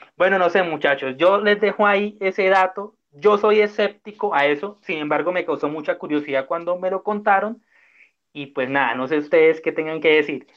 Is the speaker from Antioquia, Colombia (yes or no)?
no; Cúcuta, Norte de Santander, Colombia; somos cinco hijos de Cúcuta